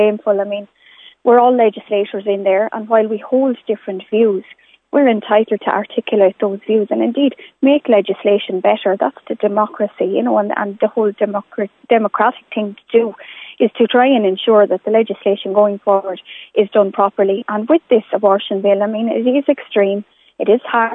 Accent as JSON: {"language": "English", "country": "Ireland", "said": "as an Irish politician and indeed as an Irish woman"}